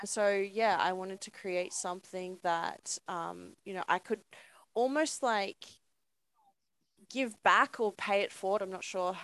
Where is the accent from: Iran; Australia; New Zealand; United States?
Australia; Hornsby, New South Wales; I saw Hornsby and I was like, that's my hometown.